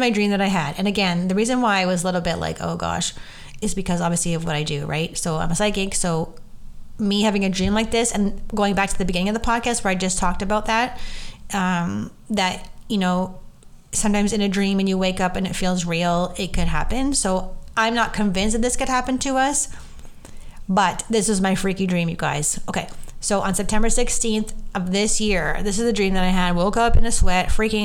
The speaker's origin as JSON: {"language": "English", "country": "Canada", "said": "we're Canadian, obviously, and we speak English and French"}